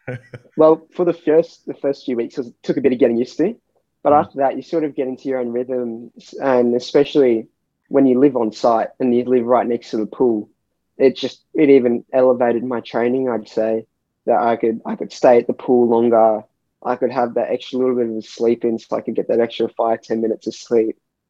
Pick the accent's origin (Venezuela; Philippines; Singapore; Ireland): Singapore; also born or lived in Sydney, Australia; Well, so I was born in Sydney, and we moved to Singapore. So we moved to Singapore when I was about 3 years old.